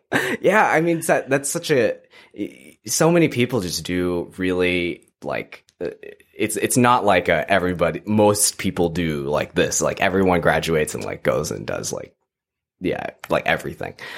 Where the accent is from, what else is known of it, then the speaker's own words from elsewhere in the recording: Texas, United States; moved away as an adult; now in Ottawa, Canada; I grew up in Texas